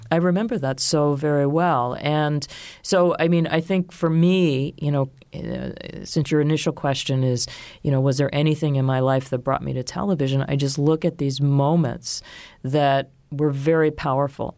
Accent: Baltimore, Maryland, United States; moved away as an adult; also born or lived in Washington / New York; I grew up outside of Baltimore in an area that was somewhat rural

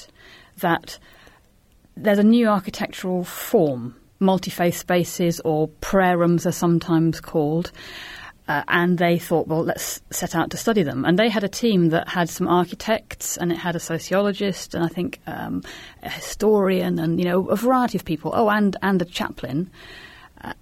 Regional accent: United Kingdom

